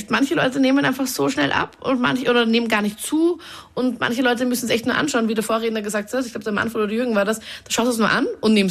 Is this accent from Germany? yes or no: no; Linz, Upper Austria, Austria; Äh, äh ja, aber Linz ist so voll toll. Entschuldigung, das ist meine Heimatstadt